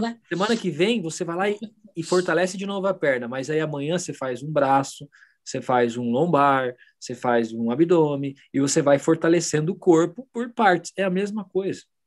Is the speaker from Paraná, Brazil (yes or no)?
yes; Paraná, Brazil; moved away; eu sou paranaense, então eu falava porta